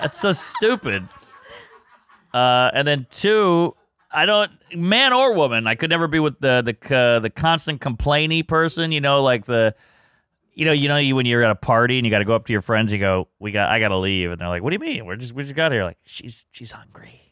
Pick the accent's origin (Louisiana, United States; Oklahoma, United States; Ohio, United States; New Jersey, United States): Louisiana, United States; I'm from Louisiana